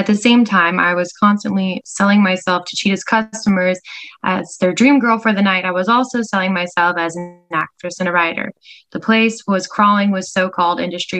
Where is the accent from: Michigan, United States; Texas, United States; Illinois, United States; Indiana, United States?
Michigan, United States; Grand Rapids; moved away as an adult; now in Los Angeles, United States; my hometown of Grand Rapids, Michigan, when I was a 19-year-old college student.